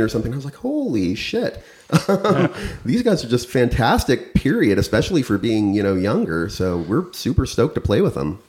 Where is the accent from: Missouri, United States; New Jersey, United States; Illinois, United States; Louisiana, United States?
Illinois, United States; central; now in St. Louis, United States; I'm from more central corn and cow country in uh, middle Illinois